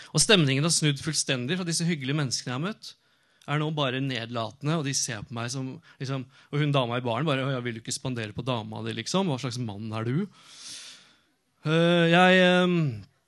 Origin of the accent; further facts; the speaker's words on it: Norway; also born or lived in Oslo; Jeg kom fra Norge